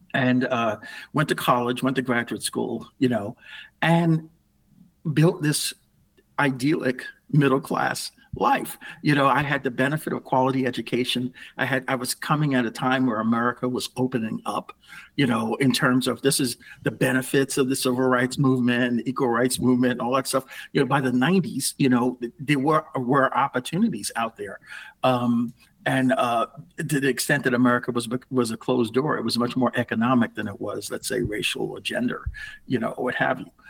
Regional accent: New York City, New York, United States; moved away as an adult; also born or lived in Houston, Texas / Connecticut; I grew up in the Bronx, and yeah, it was a very happy upbringing

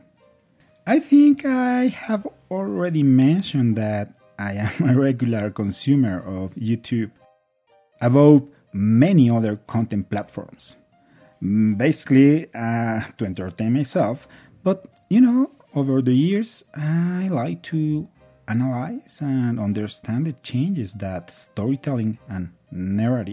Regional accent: Mexico; English is a second language; now in Colombia; I am from Mexico, but I live in Colombia.

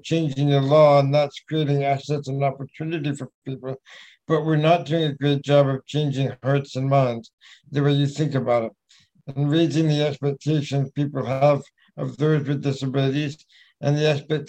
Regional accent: New York, United States; I was born in New York

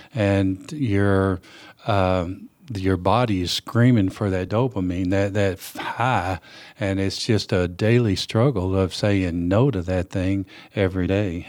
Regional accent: West Texas, United States; now in Nashville, United States; I grew up in, uh, West Texas in the Permian Basin area

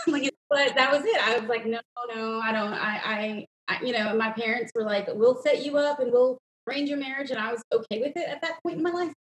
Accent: New York, United States; moved away as an adult; also born or lived in India; now in Texas, United States; I grew up in New York, which sounds super fun to say, but it's a suburb.

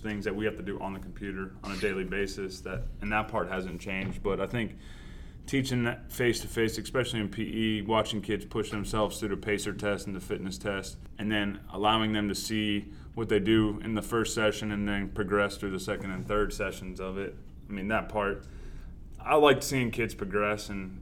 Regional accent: Virginia Beach, Virginia, United States; moved away; I grew up in Virginia Beach.

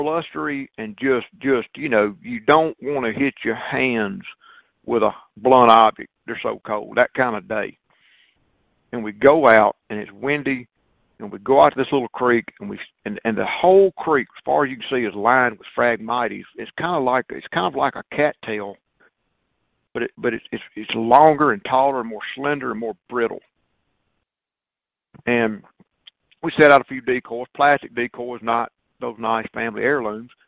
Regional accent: Mississippi, United States; I'm from Mississippi.

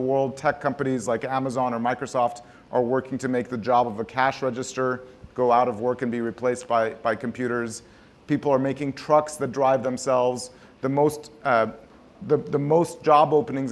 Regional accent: Tehran, Tehran Province, Iran; We grew up in Tehran, Iran, not very far from here

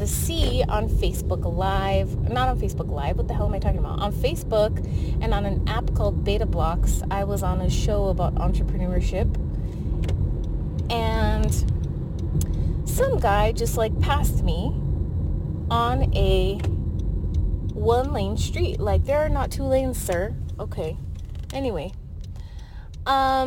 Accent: El Paso, Texas, United States; I'm from El Paso, Texas.

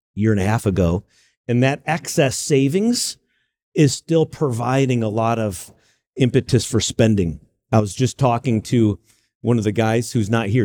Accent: Greenville, South Carolina, United States; moved away as an adult; also born or lived in New York / Silicon Valley, California; now in Charlotte, United States; I was born in New York. I referenced my grandmother, Buffalo. But I grew up in Greenville, South Carolina

